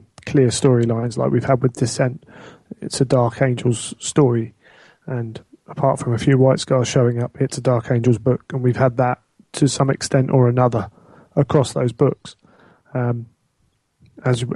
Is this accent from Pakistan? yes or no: no; England, United Kingdom; I happen to be English.